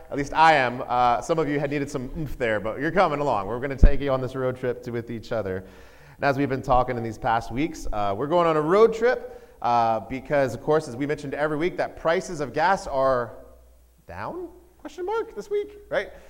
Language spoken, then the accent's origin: English; Georgia, United States; also born or lived in Texas, United States / Connecticut, United States; I was a Georgia boy. What I mean by that, I was born in Texas.